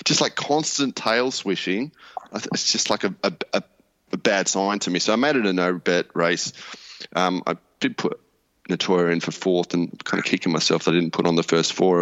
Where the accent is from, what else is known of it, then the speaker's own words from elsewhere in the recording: Melbourne, Victoria, Australia; moved away; I'm from Melbourne originally